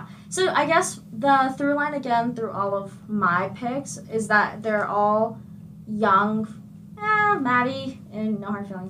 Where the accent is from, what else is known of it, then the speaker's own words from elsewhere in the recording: California, United States; from, like, the Bay.